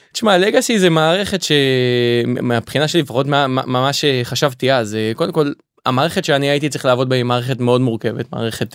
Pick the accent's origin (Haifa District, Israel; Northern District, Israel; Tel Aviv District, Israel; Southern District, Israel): Haifa District, Israel; Kiryat Motzkin; במקור אני מהצפון אה, נולדתי בחיפה גדלתי בקריית מוצקין